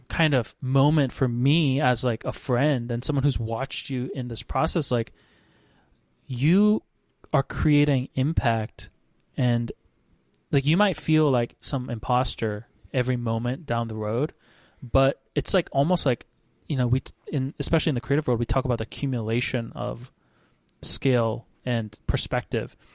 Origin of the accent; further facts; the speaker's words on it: Hawaii, United States; I grew up in Hawaii